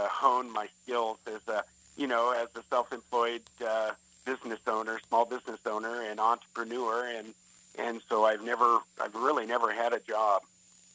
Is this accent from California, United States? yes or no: yes; Southern California, United States; also born or lived in Northwest Arkansas; I was born and raised in Southern California, but my grandfather and all my rest of my family was from Northwest Arkansas